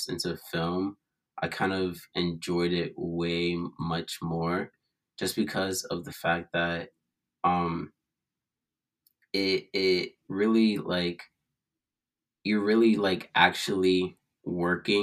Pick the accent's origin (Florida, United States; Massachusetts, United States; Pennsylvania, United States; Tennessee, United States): Massachusetts, United States; Boston; I'm from Boston, Massachusetts.